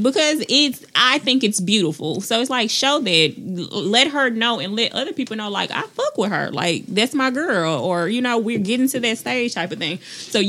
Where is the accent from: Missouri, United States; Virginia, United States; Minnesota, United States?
Missouri, United States; St. Louis; moved away as an adult; now in Huntsville, United States; I'm originally from St. Louis, but I've been in Huntsville since 18.